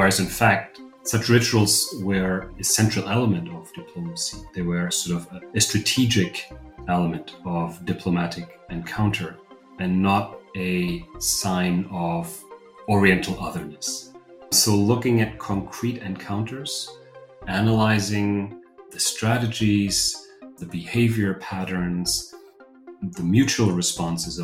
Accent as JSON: {"language": "English", "country": "Germany", "also_born_or_lived": "Rostock, Germany / Cambridge, United Kingdom / Oxford, United Kingdom / Istanbul, Turkey", "moved": "as an adult", "lives_now": "Vienna, Austria", "said": "I'm from Germany originally"}